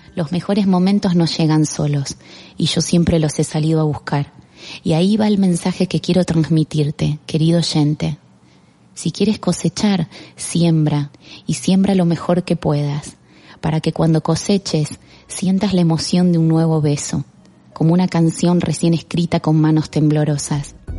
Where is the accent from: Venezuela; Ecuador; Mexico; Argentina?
Argentina; moved away as an adult; also born or lived in Barcelona; now in Spain; Me fui de Argentina y empecé de cero